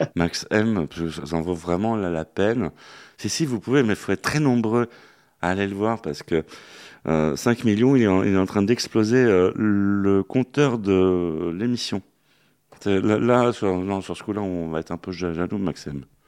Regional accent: Paris, Île-de-France, France; nous, les Parisiens. Hein. On dit qu'on n'a pas d'accent.

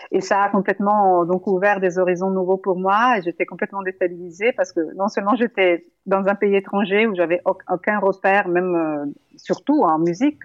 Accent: Italy; French is a second language; now in France

